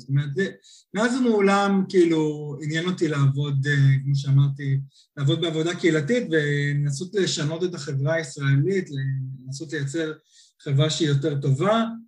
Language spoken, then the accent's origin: Hebrew; Nir Galim, Central District, Israel; moved away as an adult; also born or lived in California, United States; now in London, United Kingdom; במקור אני ממושב שיתופי ניר גלים